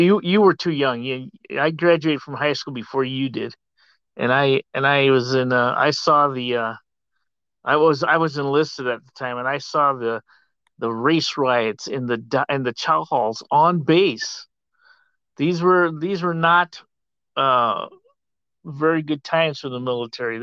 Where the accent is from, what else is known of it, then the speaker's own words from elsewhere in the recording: Sterling, Illinois, United States; moved away as an adult; also born or lived in Germany; now in Tucson, United States; I grew up in Sterling, Illinois, a little farm industrial community about 90 miles west of Chicago